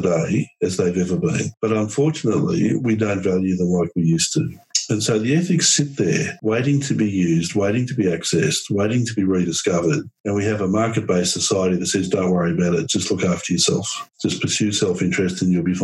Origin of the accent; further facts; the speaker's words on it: Australia; As an Australian